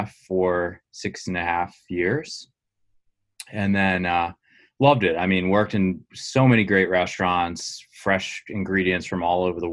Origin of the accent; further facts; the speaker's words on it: Maryland, United States; I grew up in Maryland